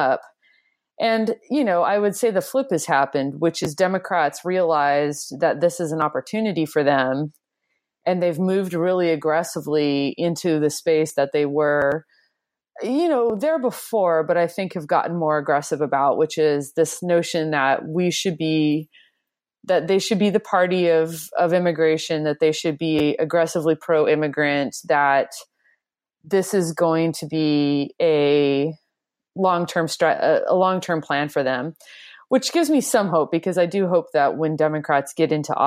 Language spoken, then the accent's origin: English; United States; I'm a white person, but I grew up in a majority Latino part of the country myself, but they were mostly Mexican American